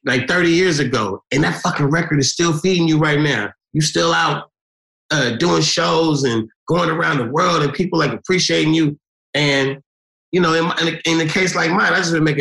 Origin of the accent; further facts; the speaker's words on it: Oakland, California, United States; I'm from Oakland, we from the Bay